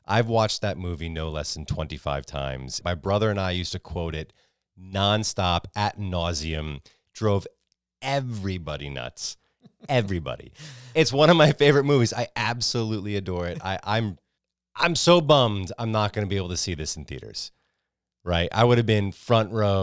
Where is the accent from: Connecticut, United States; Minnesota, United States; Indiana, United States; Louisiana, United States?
Connecticut, United States; moved away as an adult; also born or lived in New York; now in Texas, United States; I grew up in Connecticut, and I moved down to Texas from New York